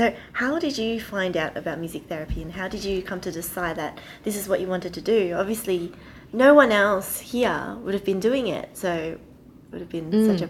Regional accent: Western Australia, Australia; I'm from Western Australia

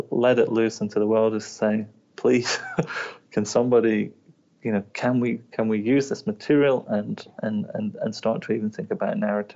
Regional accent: England, United Kingdom; now in Wellington, New Zealand; I'm from England

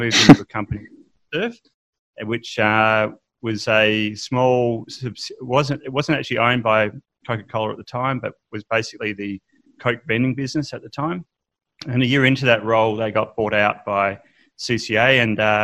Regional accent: Perth, Western Australia, Australia; also born or lived in Melbourne; I actually come from Perth. So I was born in Perth. I actually spent the first 7 years of my life living in Melbourne

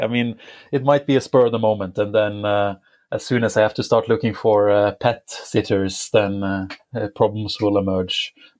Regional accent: Bodø, Nordland, Norway; moved away as an adult; also born or lived in London; I am 33 years old at the moment, and I'm from the north of Norway. So I'm from Bodø.

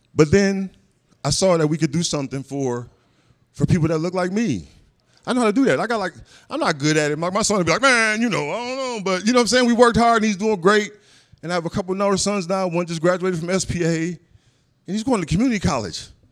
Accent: Minneapolis, Minnesota, United States; I grew up in North Minneapolis, uh, Minnesota

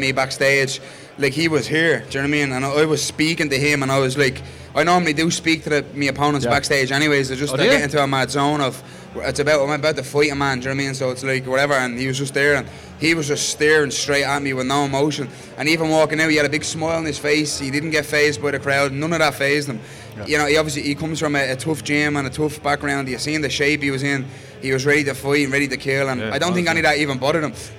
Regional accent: Ireland; being Irish

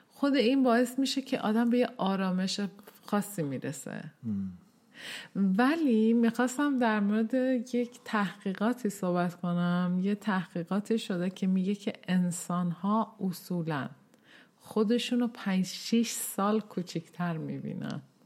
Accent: Tehran, Tehran Province, Iran; now in Sweden; من سال 1364 در تهران به این دنیا آمدم

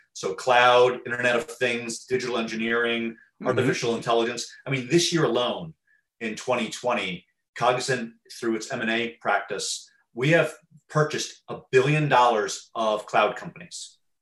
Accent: Teaneck, New Jersey, United States; Teaneck, New Jersey, my hometown

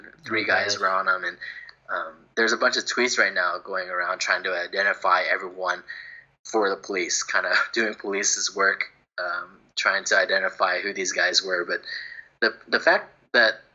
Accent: Houston, Texas, United States; I grew up in Houston area

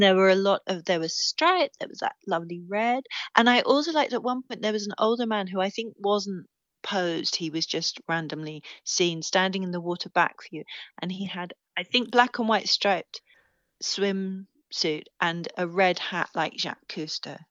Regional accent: England, United Kingdom; I'm English

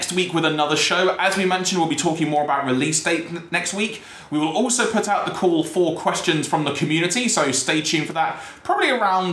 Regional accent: London, United Kingdom; growing up in North London

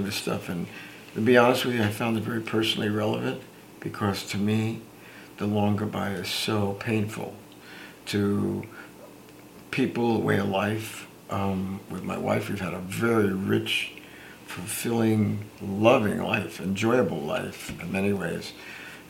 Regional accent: Newark, New Jersey, United States; I grew up in the Newark, New Jersey area

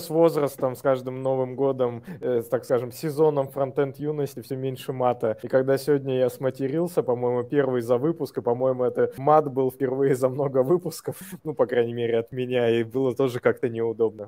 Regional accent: Saint Petersburg, Russia; Мы просто из Питера

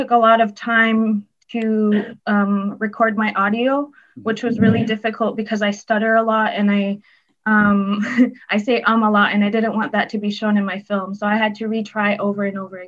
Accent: Kuujjuaq, Quebec, Canada; also born or lived in Kahnawake; I'm from Kujuak. I'm an Inuk from Kujuak

